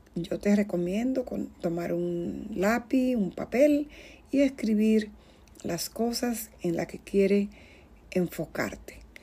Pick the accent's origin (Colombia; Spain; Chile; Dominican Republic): Dominican Republic; en mi tierra, que soy de la República Dominicana